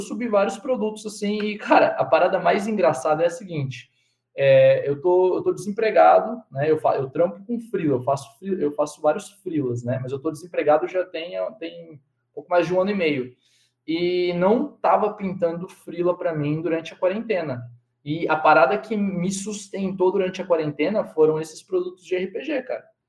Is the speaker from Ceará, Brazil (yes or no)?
no; Cosmópolis, São Paulo, Brazil; eu sou de Cosmópolis